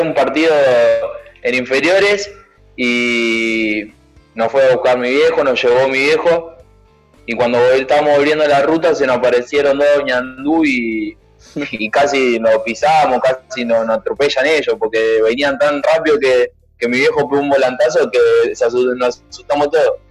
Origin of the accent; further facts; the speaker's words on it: Buenos Aires, Argentina; also born or lived in Ciudadela; yo nací en Ciudadela, la verdad que... Pero mis viejos trabajaban en Caballito, entonces mayormente hice toda mi, primaria en, en Caballito